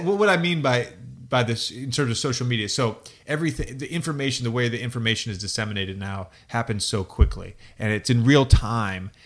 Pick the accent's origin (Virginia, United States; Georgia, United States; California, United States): Virginia, United States; now in Los Angeles, United States; growing up in the ACC country, growing up in Virginia